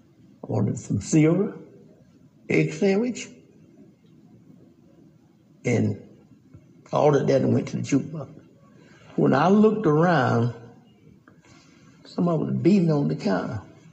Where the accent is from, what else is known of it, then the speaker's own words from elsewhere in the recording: Southwest Georgia, United States; I'm from Southwest Georgia